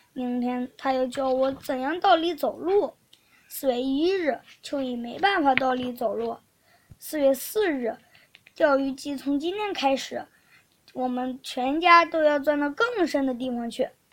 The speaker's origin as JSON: {"language": "Chinese", "region": "Shandong", "country": "China", "said": "我是来自山东的"}